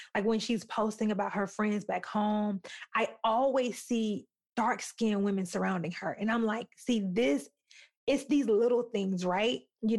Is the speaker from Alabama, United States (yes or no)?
yes; Alabama, United States; moved away; also born or lived in Utah; Not only was I born and raised in Alabama, but I lived, well, like we said in the beginning, we met in Utah.